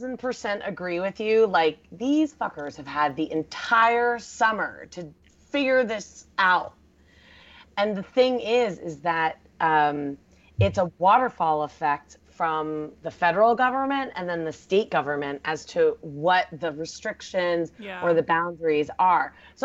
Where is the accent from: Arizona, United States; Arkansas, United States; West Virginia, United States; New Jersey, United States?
New Jersey, United States; Jersey Shore; also born or lived in Pittsburgh; I am from the Jersey Shore, but I still have my Pittsburgh phone number.